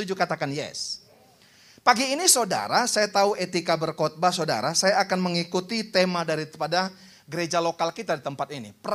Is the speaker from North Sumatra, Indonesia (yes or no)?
yes; North Sumatra, Indonesia; Karena kami orang Batak saudara namanya perlindungan saudara.